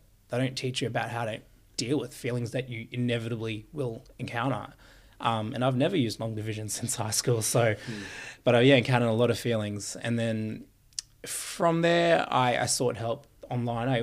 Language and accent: English; Queensland, Australia; I grew up in Queensland